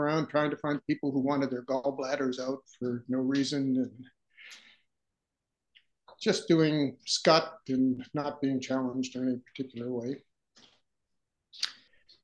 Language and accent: English; Boston, Massachusetts, United States; moved away as an adult; also born or lived in Minneapolis, Minnesota; now in Brooklyn, United States; I was born in Boston, Massachusetts